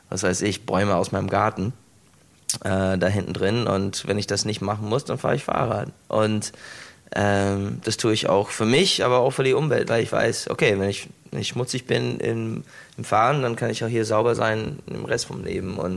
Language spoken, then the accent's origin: German; United States; Ähm, ich komme aus den USA, ich habe mein ganzes Leben lang Steak und, und Kartoffeln gegessen.